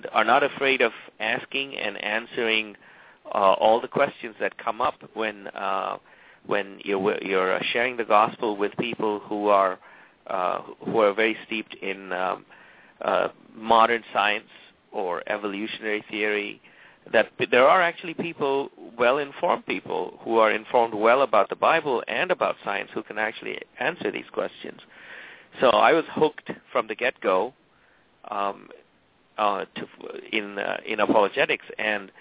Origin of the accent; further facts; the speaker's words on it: Tamil Nadu, India; moved away; I'm from South India. I'm from the southeastern state, which is Tamil Nadu.